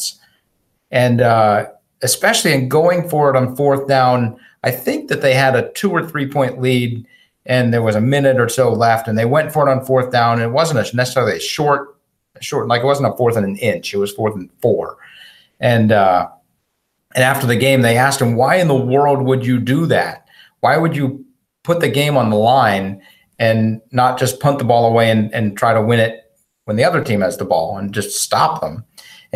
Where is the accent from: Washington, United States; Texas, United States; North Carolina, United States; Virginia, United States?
Texas, United States; Wichita Falls; I was born in Wichita Falls, Texas